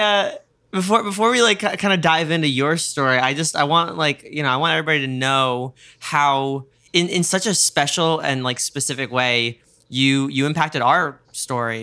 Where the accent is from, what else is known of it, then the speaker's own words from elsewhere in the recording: New York, United States; I'm a New Yorker